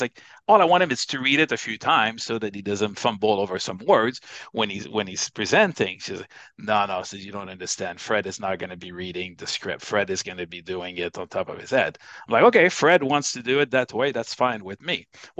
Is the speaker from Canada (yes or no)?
yes; Canada; Obviously, one of the issues was, well, I'm Canadian and she's American, and we assumed that we were probably going to work in the U.S.